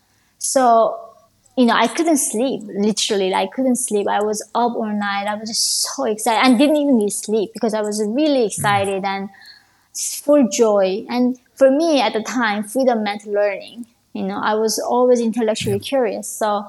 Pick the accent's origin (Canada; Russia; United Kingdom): Russia; Of course, growing up in Russia, I had no idea what Ivy League schools were.